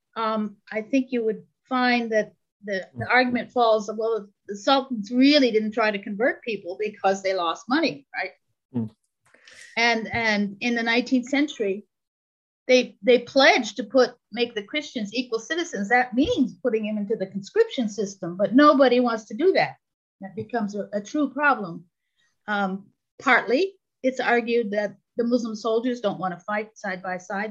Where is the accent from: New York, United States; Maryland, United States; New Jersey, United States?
New York, United States; New York City; moved away; also born or lived in Istanbul / Toronto; I was raised on Long Island in New York City